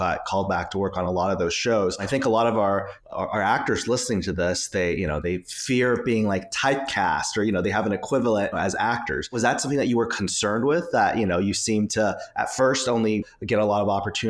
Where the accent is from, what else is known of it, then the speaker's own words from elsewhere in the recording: Orange County, California, United States; I'm from The OC